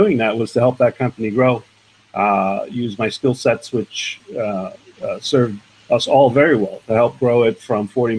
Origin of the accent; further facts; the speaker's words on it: New York City, New York, United States; I grew up in the borough of Manhattan, New York, on what is called the Lower East Side today